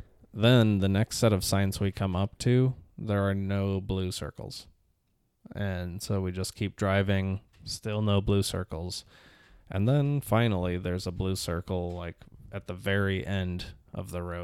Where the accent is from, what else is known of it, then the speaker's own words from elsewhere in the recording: Liverpool, North West England, United Kingdom; Well... I'm from Liverpool.